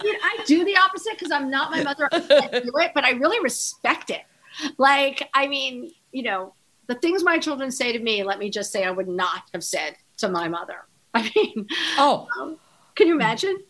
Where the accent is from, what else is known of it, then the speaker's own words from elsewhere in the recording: New York, United States; also born or lived in East Hampton, New York; when I was growing up in East Hampton